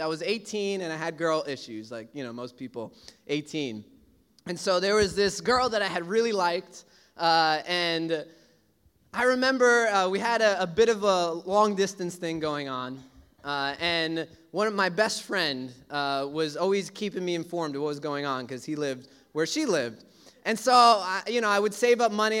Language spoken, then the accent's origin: English; New York City, New York, United States; I grew up in Brooklyn